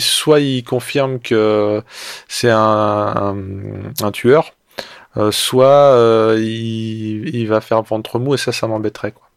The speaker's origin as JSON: {"language": "French", "country": "France", "said": "nous, en tant que Français"}